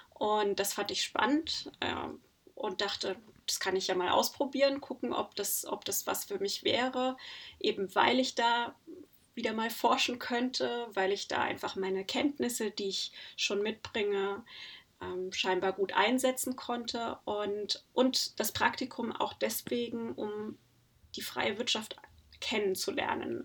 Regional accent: Germany; also born or lived in Netherlands; bei uns in Deutschland

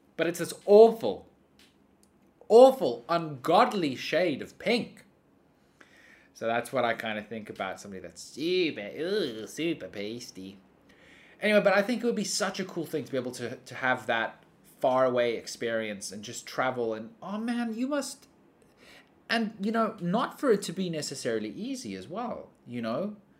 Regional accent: South Africa; I grew up in South Africa where we have warm weather all year round.

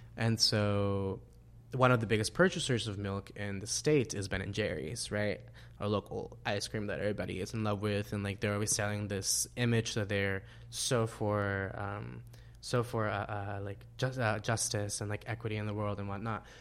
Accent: El Salvador; moved away; my life in El Salvador

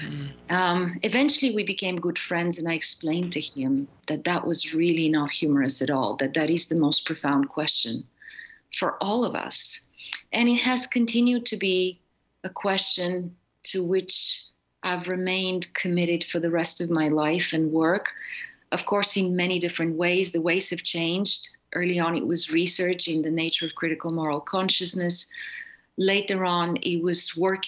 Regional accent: Bulgaria; I grew up in Bulgaria in a communist totalitarian society

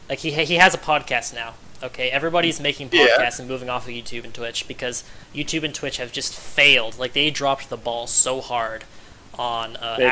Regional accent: Florida, United States; I have only left the state of Florida 3 times in my whole life

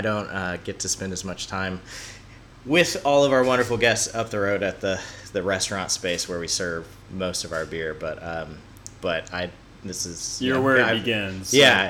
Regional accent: Indiana, United States; moved away as an adult; now in North Carolina, United States; Yeah. So I'm from the Midwest. I grew up in Indiana, which is a flyover state, as I like to call it. There's a lot of corn and it's flat. It was a wonderful place to grow up, but I went to school there

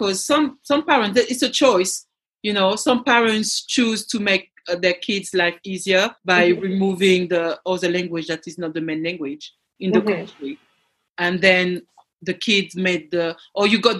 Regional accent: Paris area, Île-de-France, France; first language French; English is a second language; moved away; also born or lived in Ivory Coast; I was raised around Paris area

